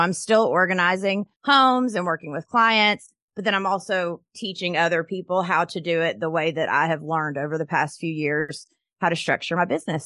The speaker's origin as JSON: {"language": "English", "town": "Knoxville", "region": "Tennessee", "country": "United States", "said": "I am from Knoxville, Tennessee"}